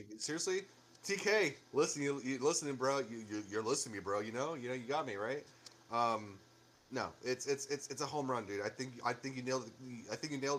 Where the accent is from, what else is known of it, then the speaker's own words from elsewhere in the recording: Chicago, Illinois, United States; moved away; I grew up in Chicago. So Chicago, like, when I was living in Chicago